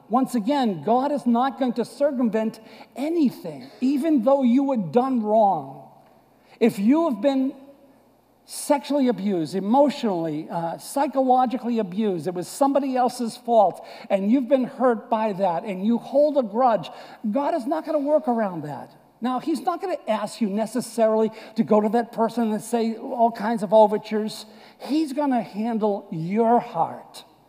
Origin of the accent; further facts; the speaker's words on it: United States; born or raised there; moved away